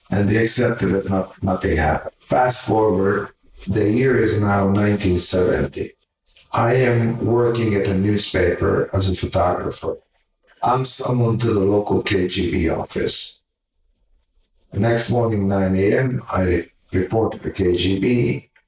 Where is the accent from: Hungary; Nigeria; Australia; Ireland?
Hungary; English is a second language; moved away; also born or lived in Canada; my house back in Hungary, my parents always invited the poorest people off the street for Shabbat dinners